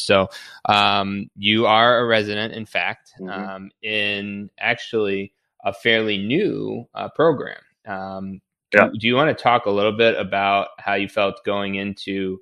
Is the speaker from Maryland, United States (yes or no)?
no; New York City, New York, United States; I grew up in New York City